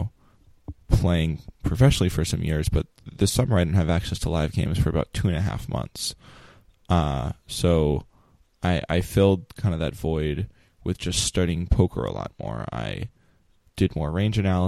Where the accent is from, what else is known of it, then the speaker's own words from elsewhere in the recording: New York, United States; I'm not from New York City, but I'm from New York State